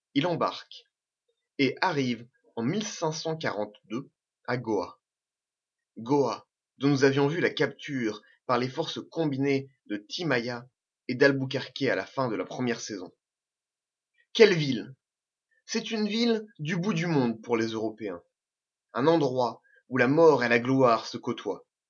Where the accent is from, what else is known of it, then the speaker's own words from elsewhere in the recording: Normandy, France; Je suis normand, je suis pied-noir. Je suis français